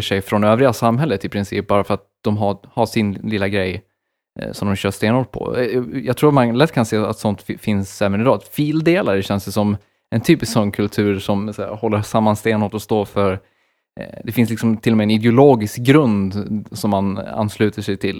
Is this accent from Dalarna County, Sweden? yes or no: yes; Borlänge, Dalarna County, Sweden; den största musikfestivalen i Sverige är ju från min hemstad